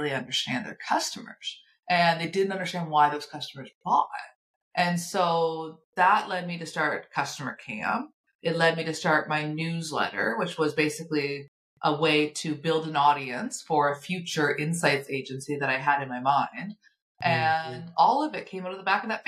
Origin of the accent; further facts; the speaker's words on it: Nova Scotia, Canada; I'm from Nova Scotia, so we're both in Canada.